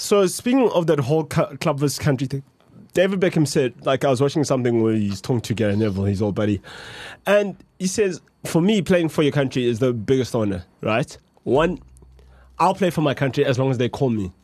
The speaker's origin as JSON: {"language": "English", "country": "South Africa", "said": "I'm South African."}